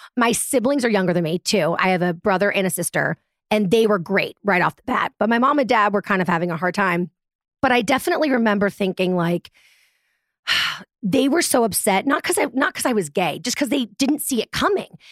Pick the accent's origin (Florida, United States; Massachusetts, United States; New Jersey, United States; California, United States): Massachusetts, United States; Boston; moved away; also born or lived in Manhattan, New York; And I'm from Boston